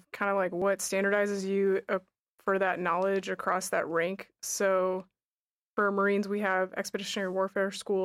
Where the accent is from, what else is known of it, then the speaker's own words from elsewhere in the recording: Anchorage, Alaska, United States; moved away; also born or lived in Japan; I'm originally from Anchorage, Alaska